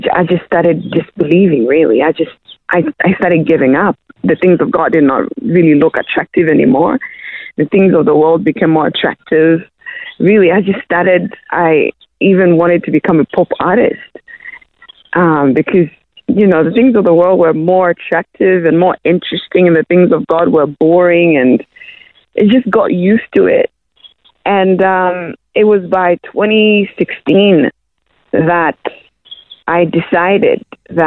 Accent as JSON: {"language": "English", "country": "Zimbabwe", "tie": "born or raised there", "also_born_or_lived": "Democratic Republic of Congo", "moved": "yes", "lives_now": "Australia", "said": "I grew up in Zimbabwe. I was a refugee there"}